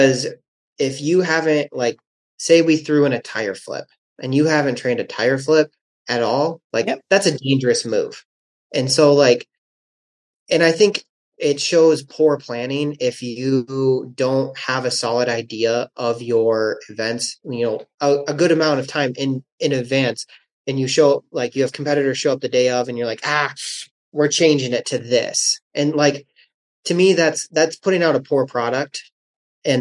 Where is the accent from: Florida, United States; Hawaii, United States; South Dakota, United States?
South Dakota, United States; also born or lived in Oklahoma; I, as a fellow South Dakotan